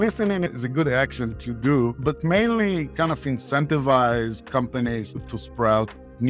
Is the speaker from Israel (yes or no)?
yes; Israel; I was born and raised in Israel